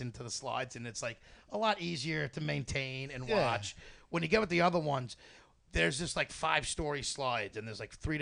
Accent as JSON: {"language": "English", "region": "New York", "country": "United States", "tie": "born or raised there", "said": "people I grow up with who still live here make fun of my accent"}